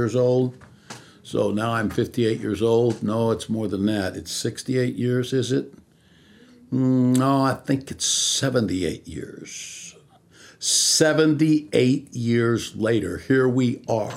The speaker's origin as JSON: {"language": "English", "town": "Visalia", "region": "California", "country": "United States", "tie": "born or raised there", "said": "I was born here in California, in Visalia, California, which is almost the dead center of the state. I was born there"}